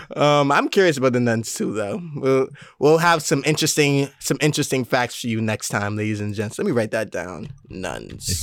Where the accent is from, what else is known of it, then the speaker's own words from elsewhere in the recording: Mount Vernon, New York, United States; I'm from Mount Vernon, New York